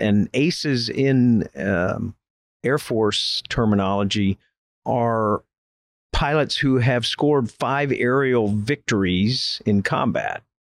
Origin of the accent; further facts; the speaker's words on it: Winter Haven, Florida, United States; moved away as an adult; I grew up in Florida and, uh, attended Winter Haven High School